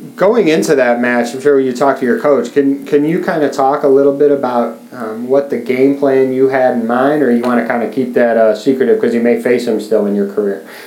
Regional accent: Chicago, Illinois, United States; I'm from Chicago

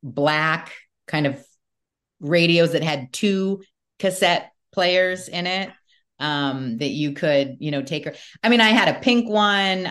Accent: Newport Beach, California, United States; So I grew up in Newport Beach, California, and I listened to, I guess it would be considered alternative, music. I grew up in the 80s and the 90s.

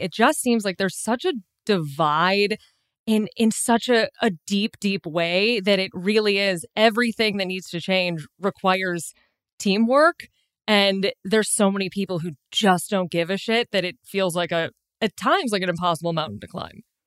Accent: Chicago, Illinois, United States; also born or lived in New York; now in Los Angeles, United States; I grew up in Chicago

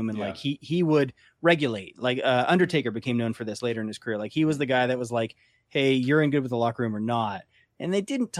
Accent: California, United States; I grew up in a red part of California

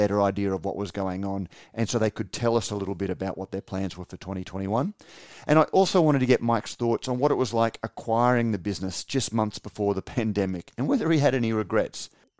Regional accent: Australia; I was born and bred in Australia

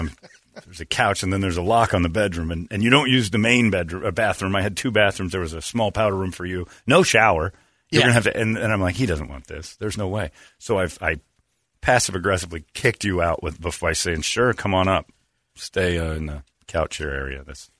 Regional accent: Tucson, Arizona, United States; born there; Not saying much, because I was born in the Dirty T. That's Tucson.

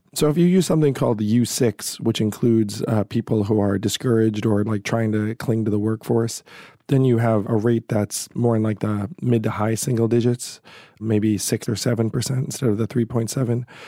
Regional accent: Schenectady, New York, United States; I was born in Schenectady, New York

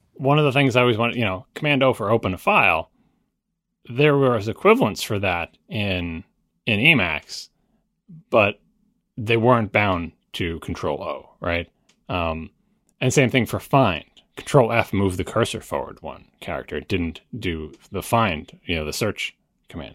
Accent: New York, United States; I say water fountain because I'm from New York

